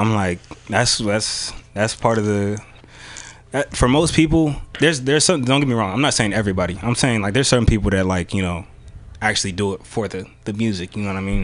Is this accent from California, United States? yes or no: yes; Bay Area, California, United States; also born or lived in San Jose / Vallejo / Pacifica; i'm from the bay area of course uh, i grew up uh, richmond san francisco